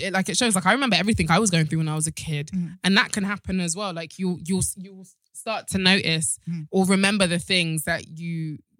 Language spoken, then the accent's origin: English; Nigeria; I'm Nigerian